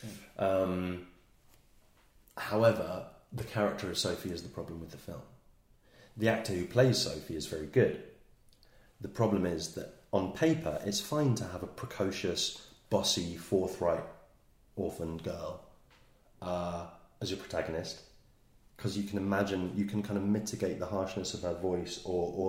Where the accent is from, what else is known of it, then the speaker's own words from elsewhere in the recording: England, United Kingdom; as an English person born in the late 70s, early 80s